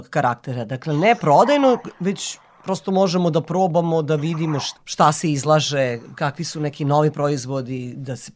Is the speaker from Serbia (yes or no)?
yes; Vojvodina, Serbia; kod nas u Vojvodini